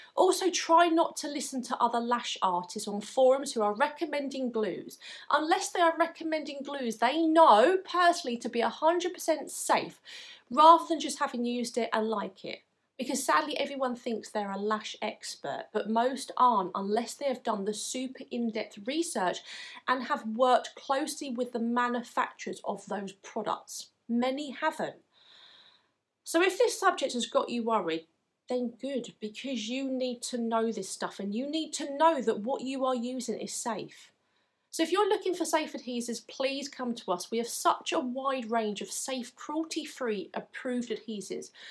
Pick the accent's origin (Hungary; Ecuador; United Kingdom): United Kingdom; England; from my accent you may be able to tell that I'm from England